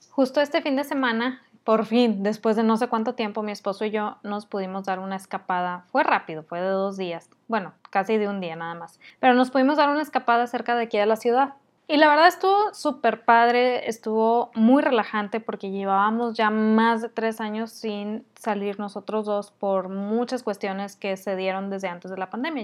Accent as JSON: {"language": "Spanish", "country": "Mexico", "said": "soy muy mala mexicana"}